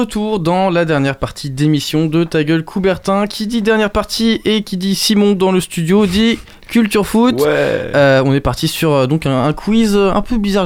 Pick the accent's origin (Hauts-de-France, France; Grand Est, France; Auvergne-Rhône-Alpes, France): Auvergne-Rhône-Alpes, France; Lyon; je suis lyonnais.